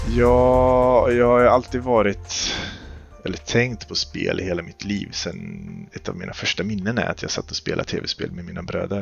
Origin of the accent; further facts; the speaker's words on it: Skövde, Västra Götaland, Sweden; Jag är född och uppvuxen i Skövde